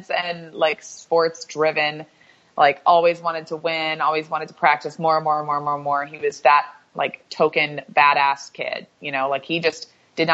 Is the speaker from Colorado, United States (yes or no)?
no; Louisville, Kentucky, United States; moved away as an adult; I grew up in Louisville, Kentucky, and my mom is from Northern California. My dad's from Kentucky